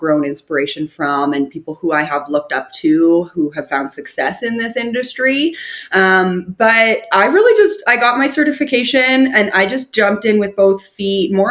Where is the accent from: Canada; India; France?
Canada; Calgary, Alberta; I am born and raised in Calgary, which is a big city